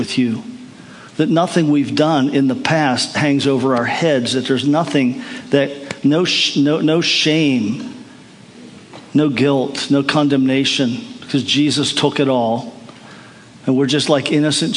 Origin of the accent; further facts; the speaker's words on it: United States; I'm from America